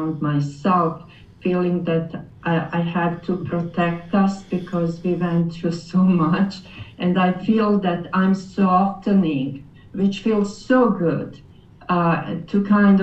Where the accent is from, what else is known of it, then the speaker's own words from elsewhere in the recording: Croatia; English is a second language; moved away as an adult; now in Kitchener, Canada; I came from Europe, Croatian background. Actually, we came as refugees to Canada 27 years ago